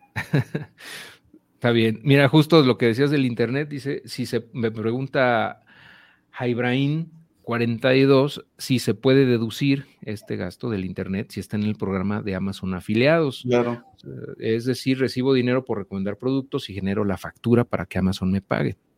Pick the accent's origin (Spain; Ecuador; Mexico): Mexico; nosotros viviendo en México, como ciudadanos mexicanos que vendemos en Estados Unidos